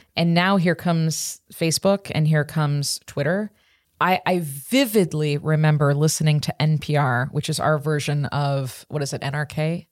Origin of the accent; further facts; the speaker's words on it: Chicago, Illinois, United States; I grew up in Chicago in the Midwest